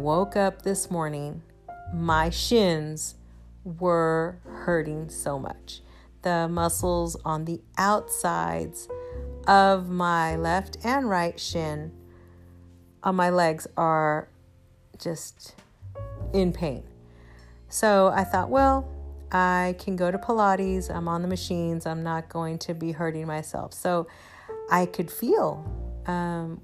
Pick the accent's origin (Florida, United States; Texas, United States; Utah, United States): Texas, United States; Houston; I am from Houston and everything here is flat